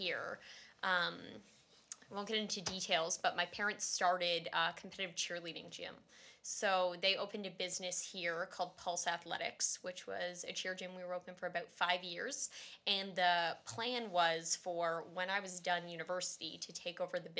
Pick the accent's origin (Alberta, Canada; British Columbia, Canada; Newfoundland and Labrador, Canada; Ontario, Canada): Ontario, Canada; Barrie; I was raised in Barrie, Ontario, by my two parents with my brother